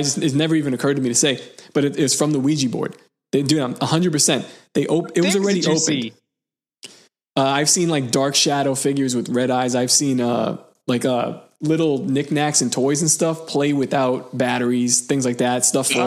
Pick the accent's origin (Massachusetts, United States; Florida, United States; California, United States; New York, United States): New York, United States; New York City; the house that I was born in Seagate, this house has been passed down in my family